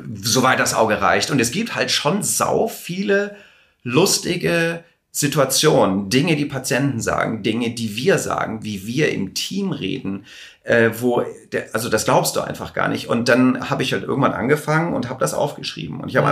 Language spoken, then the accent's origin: German; Hamburg, Germany; ich komme aus Hamburg